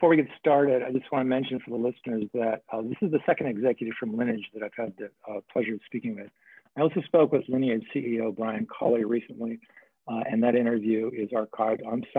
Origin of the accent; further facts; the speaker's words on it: New Mexico, United States; I grew up in New Mexico.